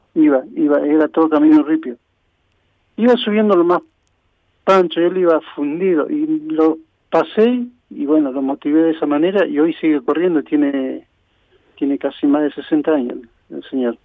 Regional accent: Esquel, Chubut, Argentina; soy nativo de acá de Esquel.

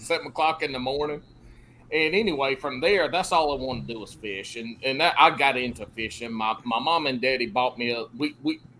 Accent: South Carolina, United States; also born or lived in Augusta, Georgia; I grew up down in South Carolina

